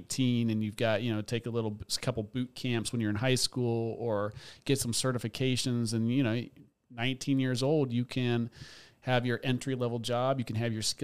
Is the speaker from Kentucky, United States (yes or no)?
no; Seattle, Washington, United States; moved away as an adult; also born or lived in New York City; now in North Carolina, United States; I was born and raised in Seattle